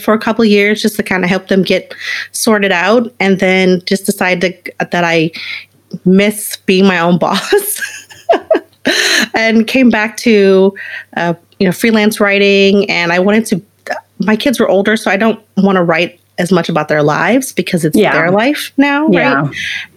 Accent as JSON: {"language": "English", "town": "Baton Rouge", "region": "Louisiana", "country": "United States", "tie": "born or raised there", "said": "I grew up in Baton Rouge, Louisiana. So outside in a very small rural town"}